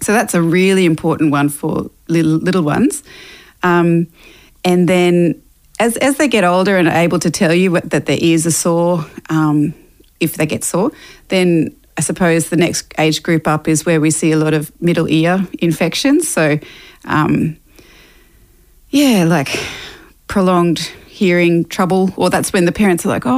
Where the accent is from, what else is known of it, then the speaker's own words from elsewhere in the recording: Toowoomba, Queensland, Australia; also born or lived in Mackay, Queensland; now in Brisbane, Australia; I was born up in Yui country in Mackay and went to school down in Toowoomba and then moved to Brisbane after that. So I've been in Brizzy now for the last over 20 years.